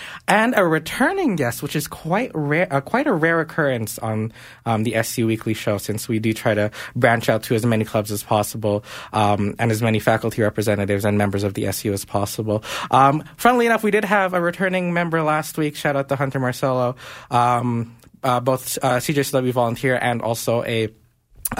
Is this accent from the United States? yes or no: no; Philippines; I am Filipino